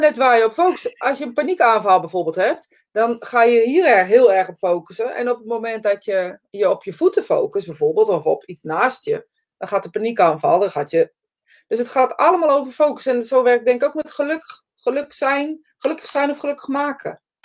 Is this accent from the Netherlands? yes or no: yes; Netherlands; we zijn Nederlanders